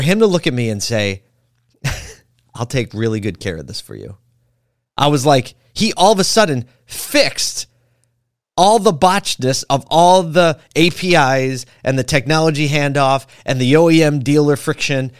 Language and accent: English; Philadelphia, Pennsylvania, United States; I'm from Philly.